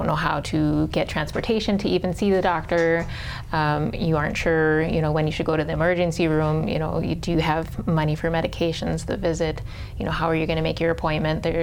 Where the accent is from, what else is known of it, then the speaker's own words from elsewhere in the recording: Maryland, United States; born there; I was born in Maryland